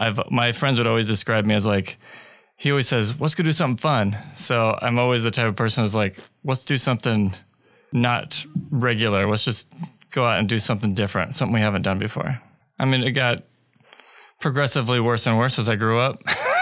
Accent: Lincoln / Omaha, Nebraska, United States; I was born in Lincoln. I lived there until I was 9. We actually moved out on my 9th birthday. Still a little bit sore about that. Moved to Omaha, lived in Millard.

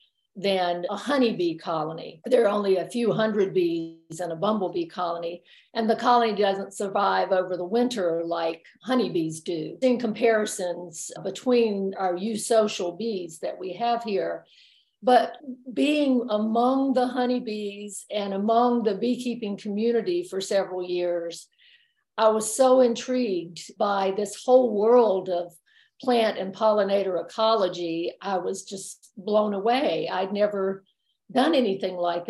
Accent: South Carolina, United States; moved away as an adult; now in North Carolina, United States; I grew up in South Carolina and came to college in Western North Carolina

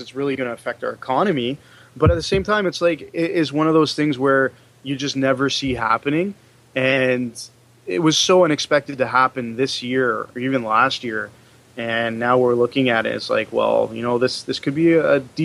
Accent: Canada; So as Canadians

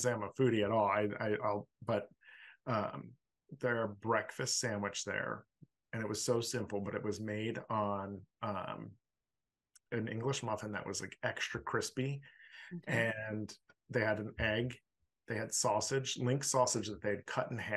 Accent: Philadelphia, Pennsylvania, United States; I'm from Philly

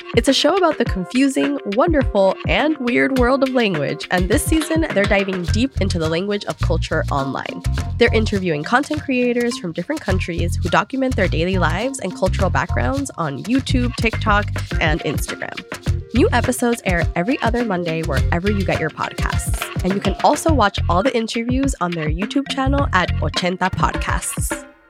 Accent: Atlanta, Georgia, United States; I was born and raised here in Atlanta, Georgia

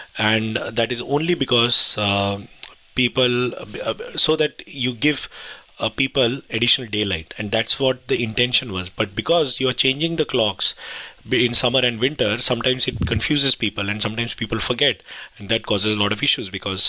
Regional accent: India; now in United Kingdom; I remember when I came from India, because in India you don't have a concept of daylight savings. So when I first came to the UK

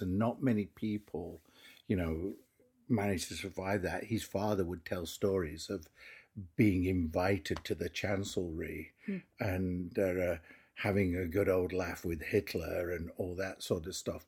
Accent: England, United Kingdom; I'm English

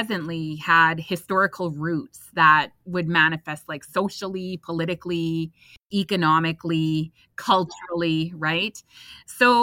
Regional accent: Couchiching First Nation, Ontario, Canada; I am Anishinaabe. I am from Kuchiching First Nations, Treaty 3 territory

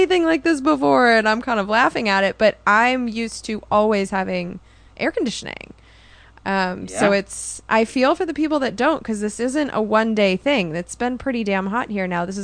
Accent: Southern California, United States; I'm from Southern California

